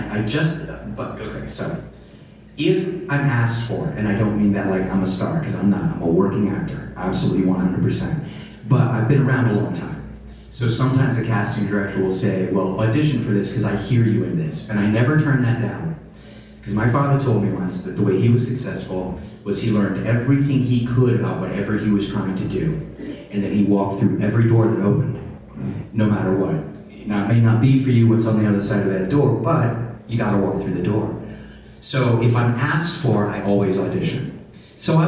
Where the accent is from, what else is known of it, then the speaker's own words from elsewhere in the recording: North Carolina, United States; accent: Southern; I had a real Southern accent because I'm from North Carolina